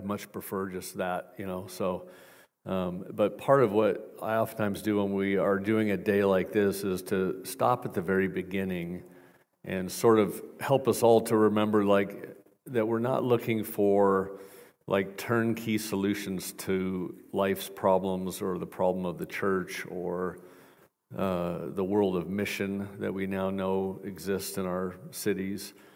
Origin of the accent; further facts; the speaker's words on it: Portland, Oregon, United States; moved away; I'm from Portland, Oregon originally